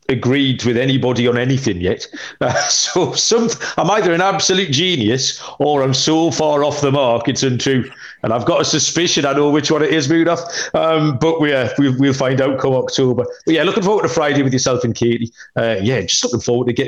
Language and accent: English; United Kingdom